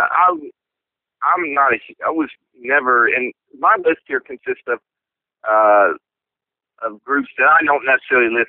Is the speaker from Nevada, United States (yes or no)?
no; Columbia, Missouri, United States; cats growing up in New York City uh, that's just a whole damn different mentality than growing up in Columbia, Missouri.